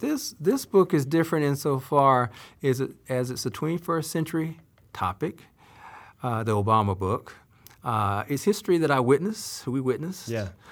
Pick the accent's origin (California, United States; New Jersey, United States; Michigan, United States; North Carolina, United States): North Carolina, United States; Salisbury; my hometown of Salisbury, North Carolina